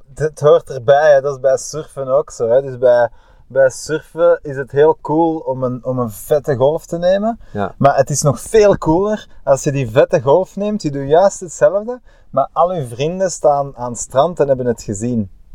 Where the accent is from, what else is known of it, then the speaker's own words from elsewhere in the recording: Bruges, Flanders, Belgium; als Bruggeling